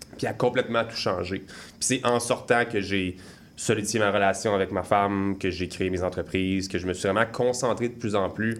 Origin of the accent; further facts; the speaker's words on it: Saint-Hippolyte, Quebec, Canada; moi je viens de Saint-Hippolyte. Pour ceux qui connaissent, c'est vraiment dans les bois. Donc j'ai été élevé